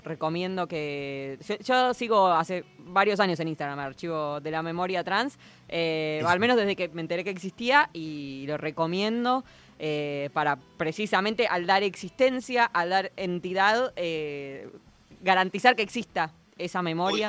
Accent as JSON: {"language": "Spanish", "country": "Argentina", "said": "somos argentinos"}